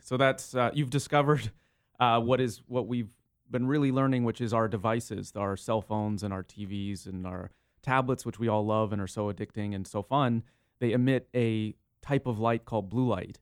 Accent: San Diego, California, United States; also born or lived in Los Angeles; I was born and raised in San Diego and then, uh, went off to Los Angeles for school

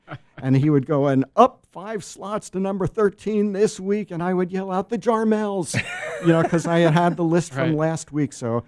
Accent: South Orange, New Jersey, United States; moved away as an adult; also born or lived in Newark, New Jersey / Madison, Wisconsin; I was born in Newark, New Jersey, and moved to South Orange when I was 1 year old. It's about a half an hour outside of New York City.

